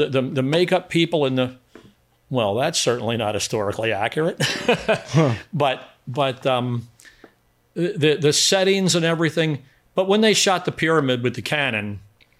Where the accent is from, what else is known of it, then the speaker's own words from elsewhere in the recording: United States; I'm an American. I speak English.